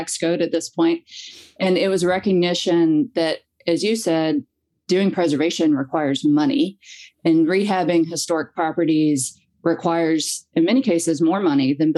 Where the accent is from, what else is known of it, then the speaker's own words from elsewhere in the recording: Abingdon, Virginia, United States; moved away as an adult; also born or lived in Durham, North Carolina; I grew up on Main Street in Abingdon, Virginia, a small town on the Virginia-Tennessee line, and lived in downtown Abingdon